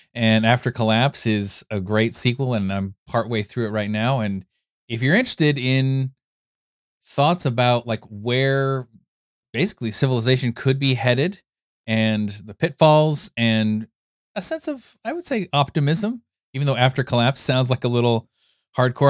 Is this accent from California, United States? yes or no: yes; California, United States; I grew up in California